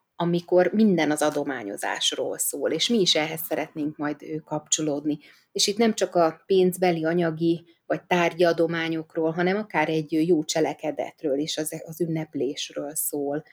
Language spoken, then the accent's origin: Hungarian; Budapest, Hungary; gyerekkoromban, ott Kispesten